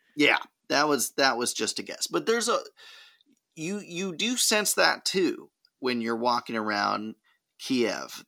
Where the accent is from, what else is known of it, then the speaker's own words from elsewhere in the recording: California, United States; we're from California